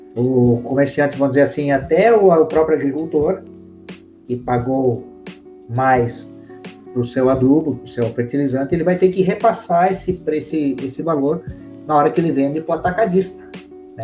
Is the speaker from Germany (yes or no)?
no; Brazil; also born or lived in London, United Kingdom; onde eu moro, onde eu nasci, que é o Brasil, né? É, nasci aqui e, e, sou feliz aqui.